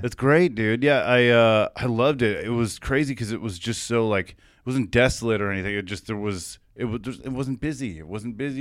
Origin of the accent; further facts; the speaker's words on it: Chino, California, United States; also born or lived in Fresno; I moved from Fresno at four to, to Chino